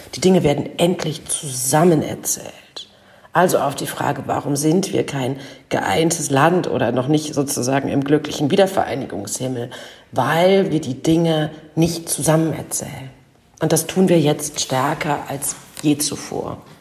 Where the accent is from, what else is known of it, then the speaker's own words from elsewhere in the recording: East Germany, Germany; meiner DDR-Herkunft oder meiner ostdeutschen Sozialisation